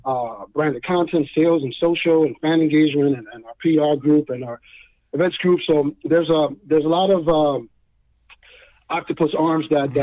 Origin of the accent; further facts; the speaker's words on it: New York, United States; the one that I looked up to the most as growing up in New York is David Winfield.